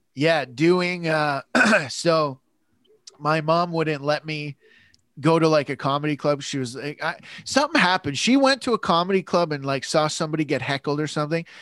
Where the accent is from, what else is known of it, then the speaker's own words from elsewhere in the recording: London, Ontario, Canada; I grew up in London, Ontario